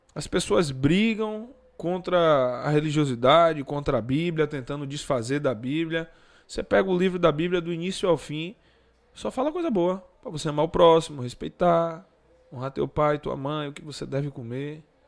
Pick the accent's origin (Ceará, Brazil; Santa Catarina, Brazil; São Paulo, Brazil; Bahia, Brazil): Bahia, Brazil; Salvador; descia a ladeira do Luiz Anselmo, onde eu fui criado